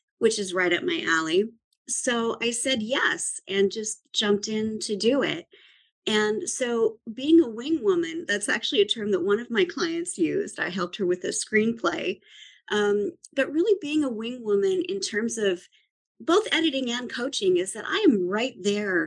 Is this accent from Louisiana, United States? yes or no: no; Idaho, United States; moved away; also born or lived in California / New York; I grew up in Idaho, and then I lived in California for a while, lived in New York for a while